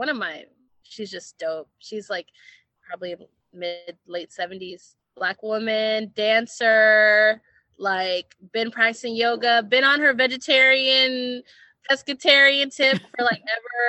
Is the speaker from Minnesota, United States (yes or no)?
yes; Minneapolis, Minnesota, United States; moved away; I'm originally from Minneapolis and I come from a community of like a lot of community organizers